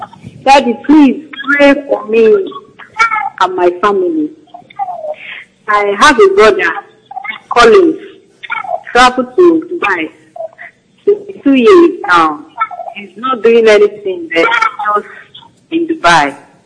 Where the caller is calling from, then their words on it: New York, United States; calling from New York.